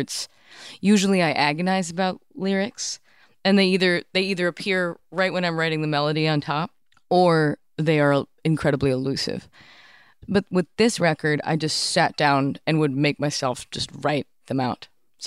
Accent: Cambridge, Massachusetts, United States; I grew up in Cambridge, Massachusetts

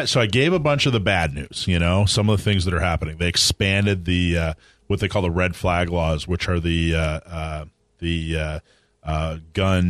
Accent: Wisconsin, United States; moved away; I'm originally from Wisconsin.

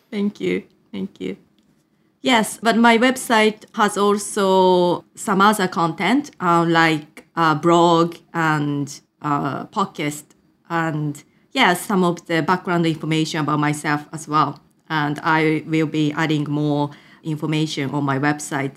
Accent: Japan; English is a second language; moved away as an adult; also born or lived in United Kingdom; was born in Japan and raised in a totally monolingual environment before moving to the U K at the age of eighteen

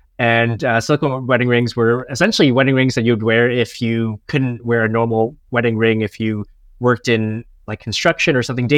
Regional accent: Canada; now in Chiang Mai, Thailand; I'm originally from Canada, but right now I'm living in north of Thailand in a city called Chiang Mai.

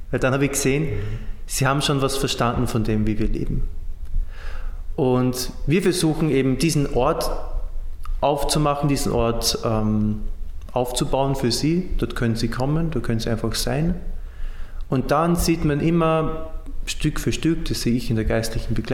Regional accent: Austria; now in Syria; Äh, Franzos, Pole, ein Österreicher, das bin ich, ein Ägypter und ein Syrer.

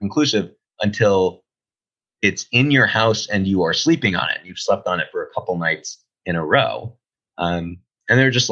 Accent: Boston, Massachusetts, United States; I'm from Boston

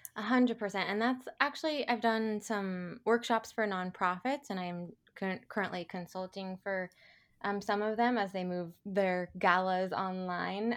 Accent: Portland, United States; moved away; I'm a native Portlander and I've been back here in my hometown for about two years

